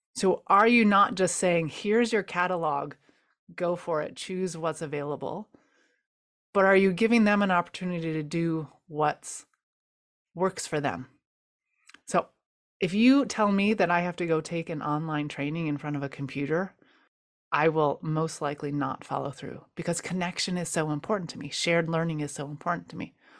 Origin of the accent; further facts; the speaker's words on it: United States; growing up in the United States